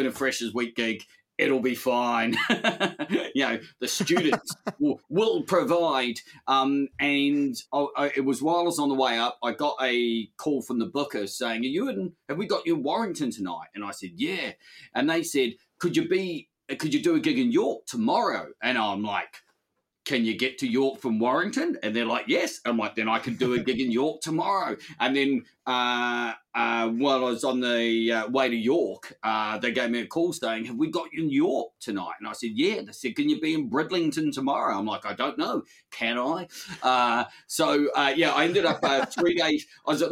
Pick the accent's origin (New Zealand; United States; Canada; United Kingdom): New Zealand; growing up in New Zealand